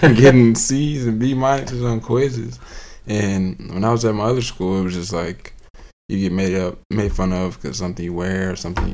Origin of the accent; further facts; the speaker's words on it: Indianapolis, Indiana, United States; Always Indianapolis. I'm only child